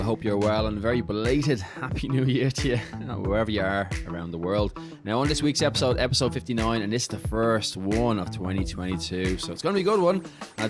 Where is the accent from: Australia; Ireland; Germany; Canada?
Ireland; Dublin, Leinster; I am from South Dublin. I'm from Talla.